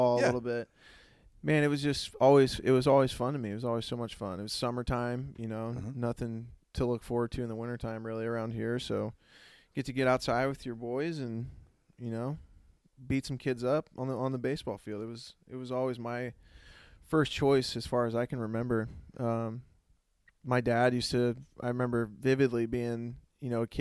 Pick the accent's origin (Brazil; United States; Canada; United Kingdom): United States; Lincoln, Illinois; born and raised in Lincoln